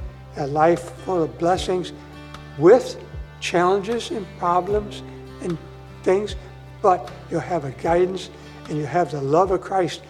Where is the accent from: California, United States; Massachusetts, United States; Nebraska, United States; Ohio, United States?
Ohio, United States; Burgoon; also born or lived in Willard, Ohio; I attend Grace Point in Northwood. I was born in Willard, Ohio, and my folks moved to Burgoon. And so I attended, my home church was Burgoon. It was a EUB church when I grew up.